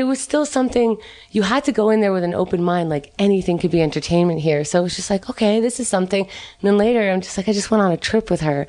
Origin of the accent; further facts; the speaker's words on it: New York City, New York, United States; also born or lived in Israel; I was born in Israel and raised in Queens